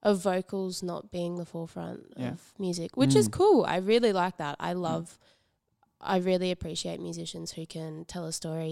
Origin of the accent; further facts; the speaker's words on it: Gympie, Queensland, Australia; moved away; I grew up in Gympie